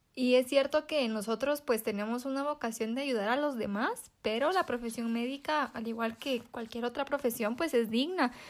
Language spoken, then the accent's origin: Spanish; Guatemala; nosotros como guatemaltecos